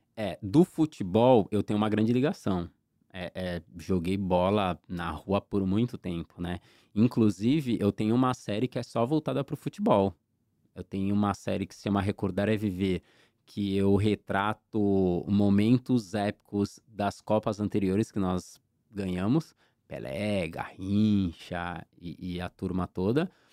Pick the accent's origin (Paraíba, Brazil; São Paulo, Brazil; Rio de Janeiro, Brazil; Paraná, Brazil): São Paulo, Brazil; Santos; now in São Vicente, Brazil; Eu sou da Zona Noroeste, Vila São Jorge. Eu morei muito tempo na Vila São Jorge